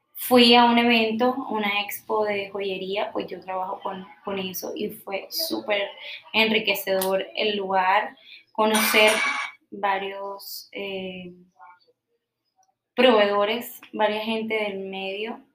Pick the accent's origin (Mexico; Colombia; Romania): Colombia; yo soy súper colombiana